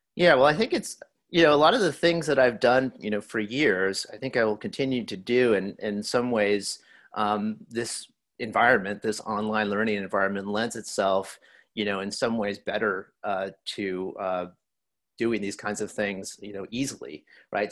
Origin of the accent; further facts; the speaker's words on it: El Paso, Texas, United States; my background growing up in El Paso, Texas